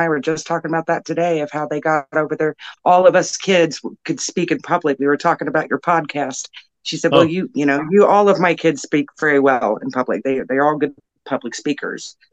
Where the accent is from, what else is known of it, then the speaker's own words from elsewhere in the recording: Plainfield, Indiana, United States; I grew up in Plainfield, Indiana, Plainfield Junior Senior High School back then.